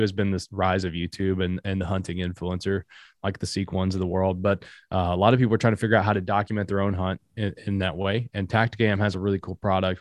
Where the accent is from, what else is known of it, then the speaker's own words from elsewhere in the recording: Appalachia, United States; I'm from Appalachia